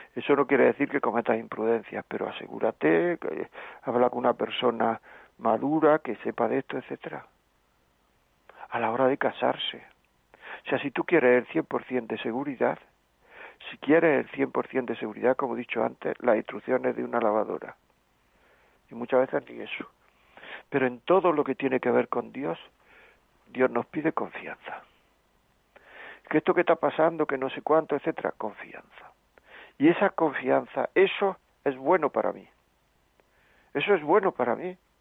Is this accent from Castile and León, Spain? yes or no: no; Granada, Andalusia, Spain; moved away; also born or lived in Castile and León; Yo soy de Granada